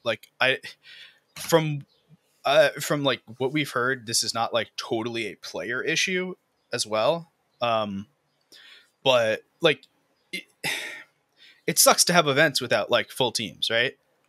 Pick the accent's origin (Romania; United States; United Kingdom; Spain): United States; I'm American